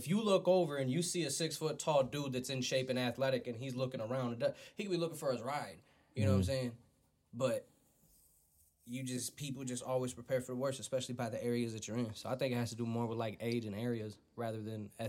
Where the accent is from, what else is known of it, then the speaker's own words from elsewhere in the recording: Flint, Michigan, United States; I'm from Flint.